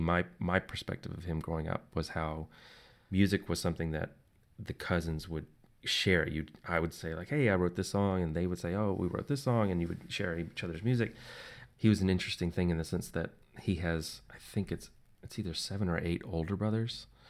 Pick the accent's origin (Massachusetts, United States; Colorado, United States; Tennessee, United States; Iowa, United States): Tennessee, United States; just outside of Nashville; I grew up just outside of Nashville